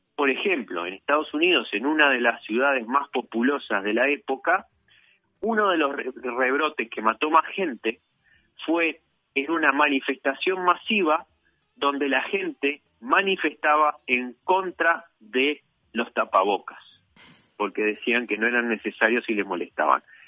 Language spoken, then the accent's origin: Spanish; Uruguay; en mi país